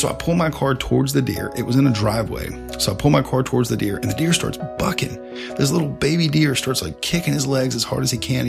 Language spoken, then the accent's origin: English; the South, United States; growing up in the South